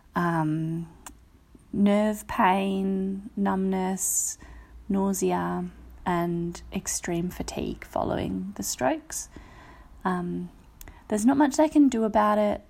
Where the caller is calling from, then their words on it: Perth, Western Australia, Australia; I'm calling from Perth in, um, W A on Wadjak Country